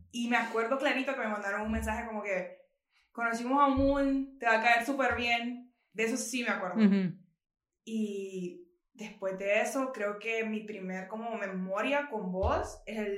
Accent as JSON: {"language": "Spanish", "country": "Honduras", "said": "soy de Honduras, soy estudiante de arquitectura"}